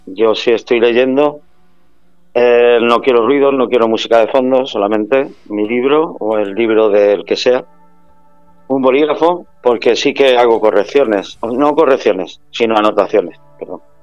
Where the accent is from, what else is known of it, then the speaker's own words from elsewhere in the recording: Málaga, Andalusia, Spain; moved away as an adult; now in San Sebastián de los Reyes, Spain; como buen malagueño que soy